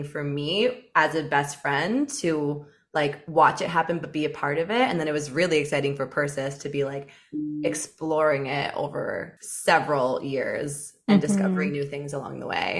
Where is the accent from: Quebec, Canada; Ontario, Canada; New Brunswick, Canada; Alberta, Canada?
Ontario, Canada; London; also born or lived in Toronto; now in Vancouver, Canada; I'm from London, Ontario, which is about 2 hours away from Toronto.